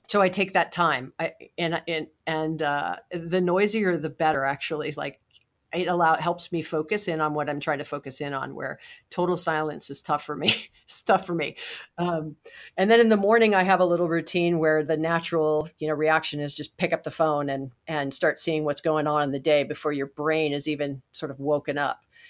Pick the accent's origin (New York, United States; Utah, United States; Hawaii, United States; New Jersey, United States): Hawaii, United States; I was born and raised in Hawaii